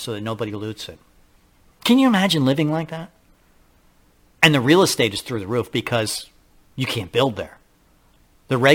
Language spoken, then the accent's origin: English; Castaic, California, United States; my hometown in Castaic